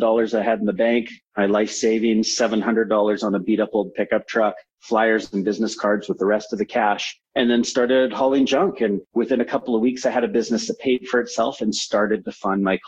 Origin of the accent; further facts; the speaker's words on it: Vancouver, British Columbia, Canada; also born or lived in San Francisco, United States; I'm based in Vancouver, was born in San Francisco. So at a young age, I moved from the United States as an American. Became a Canadian